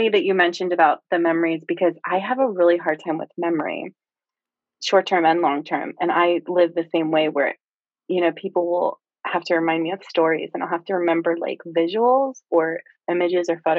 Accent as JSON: {"language": "English", "area": "Lower Bucks County", "region": "Pennsylvania", "country": "United States", "tie": "born or raised there", "said": "I grew up um in Lower Bucks"}